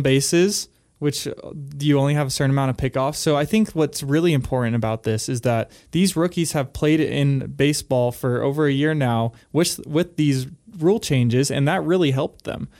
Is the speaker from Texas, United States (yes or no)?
no; California, United States; I am from California